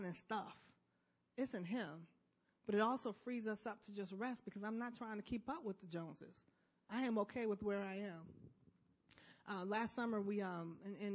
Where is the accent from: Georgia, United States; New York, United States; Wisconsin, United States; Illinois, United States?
Illinois, United States; Chicago; I'm from Chicago